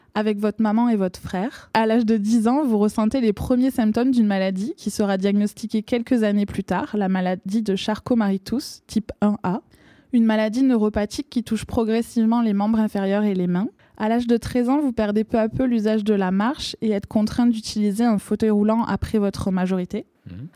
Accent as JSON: {"language": "French", "country": "France", "accent": "accent chantant (singing accent)", "said": "mon accent chantant"}